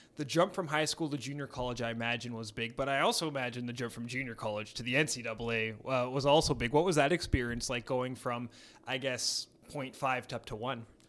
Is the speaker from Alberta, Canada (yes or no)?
yes; Edmonton, Alberta, Canada; growing up here i, in Edmonton like I did